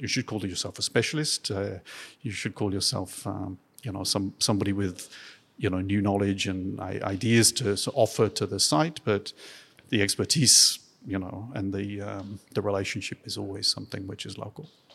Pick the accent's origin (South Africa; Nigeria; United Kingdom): United Kingdom; Dorset, South West England; moved away; also born or lived in Devon; born in Devon and I grew up in Dorset